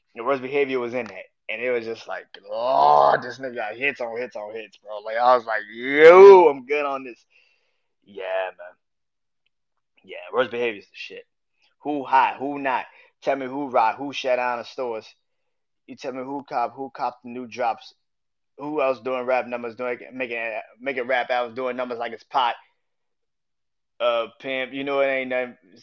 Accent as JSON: {"language": "English", "town": "New Orleans", "region": "Louisiana", "country": "United States", "tie": "born or raised there", "said": "New Orleans, Louisiana, my hometown"}